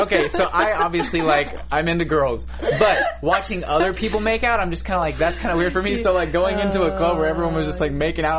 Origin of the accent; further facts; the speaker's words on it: Missouri, United States; now in California, United States; when I first moved here, I'm from Missouri, so it's very conservative, you know, like, everything's conservative. And I am this little straight boy who moves to California.